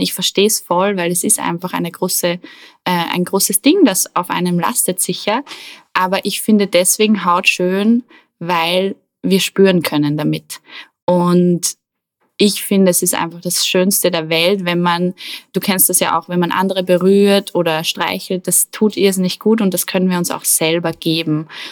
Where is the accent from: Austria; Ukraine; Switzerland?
Austria; Attersee, Upper Austria; am Attersee, wo ich aufgewachsen bin